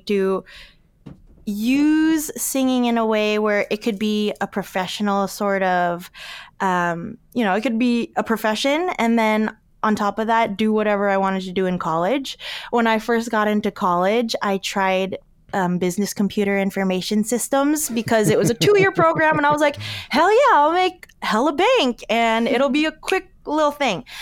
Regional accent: Alaska, United States; growing up in Alaska

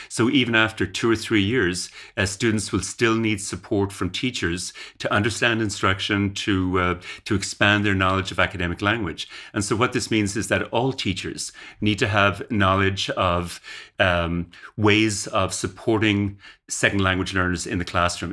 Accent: Ireland; moved away as an adult; now in Canada; I grew up in Ireland uh, and went to university in Ireland, and then went to Canada to do graduate work uh, and uh, stayed in Canada basically.

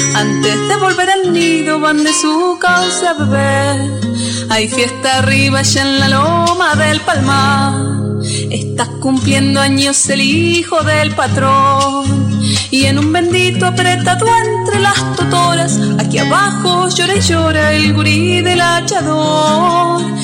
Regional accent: San Martín de los Andes, Neuquén, Argentina; Nací en San Martín de los Andes

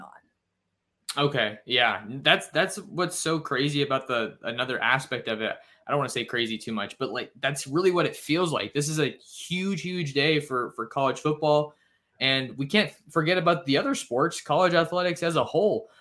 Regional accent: San Jose, California, United States; that's my hometown

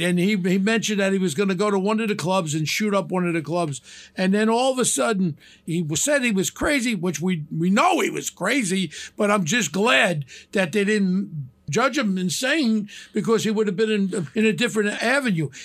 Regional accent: New York City, New York, United States; I grew up with in Ozone Park.

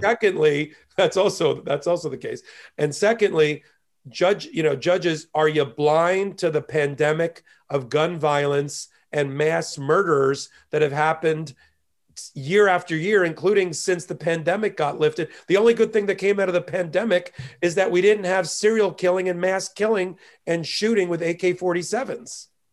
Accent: near Asbury Park, New Jersey, United States; moved away as an adult; also born or lived in Miami, Florida; now in New York, United States; I was born and raised an hour south of Manhattan in a little town next to Asbury Park, New Jersey

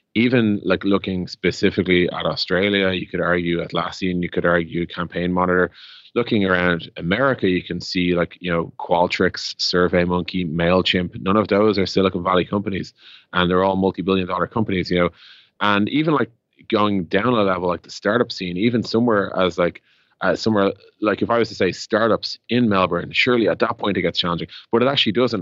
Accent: Dublin, Leinster, Ireland; Ireland, Dublin

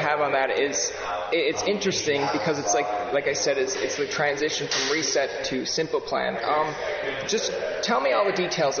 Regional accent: Newfoundland and Labrador, Canada; I'm a Newfoundlander.

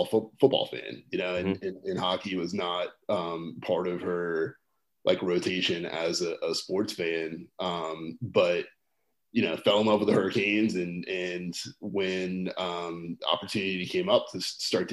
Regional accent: North Carolina, United States; I've born and raised in North Carolina

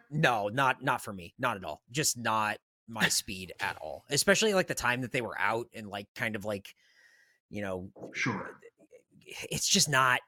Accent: San Diego, California, United States; I'm from San Diego

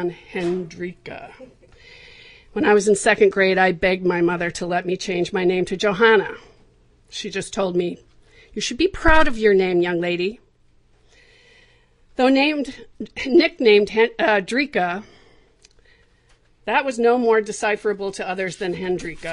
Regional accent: Southern California, United States; Growing up in Southern California, surrounded by the Hollywood business

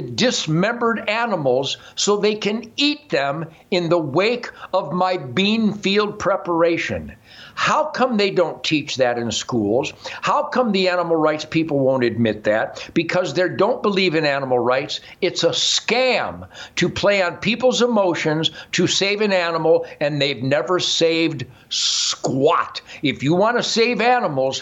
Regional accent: Detroit, Michigan, United States; I was born in 1948 in Detroit, when it was the work ethic, productivity, family, God, law and order, be the best that you can be, epicenter of planet Earth

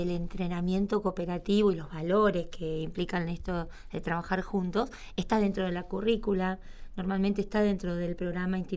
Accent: Córdoba, Argentina; soy cordobesa y mi secundario me brindó ya hace 30 años atrás esta educación

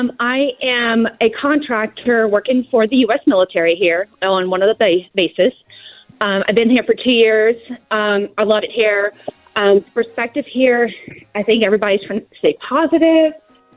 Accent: Virginia, United States; also born or lived in Korea; now in United Kingdom; I'm actually from Virginia

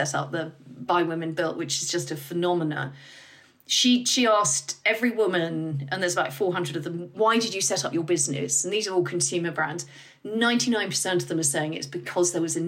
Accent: United Kingdom; we're British

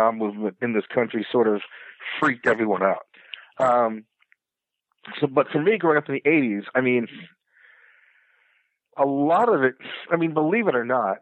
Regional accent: the Bible Belt, United States; growing up in the Bible Belt

